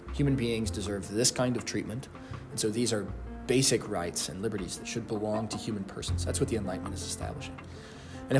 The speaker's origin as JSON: {"language": "English", "country": "United States", "said": "I'm too American for"}